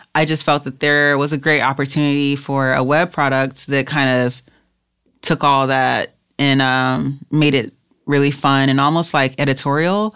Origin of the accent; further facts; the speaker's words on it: Los Angeles, California, United States; I grew up in South Central L